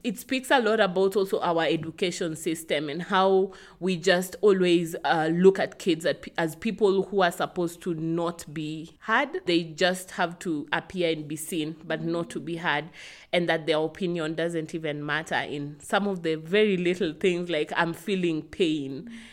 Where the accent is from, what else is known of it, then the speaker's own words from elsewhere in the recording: Kisumu, Kisumu County, Kenya; I'm from Kisumu, uh, from the Luo tribe. I grew up here in Kisumu.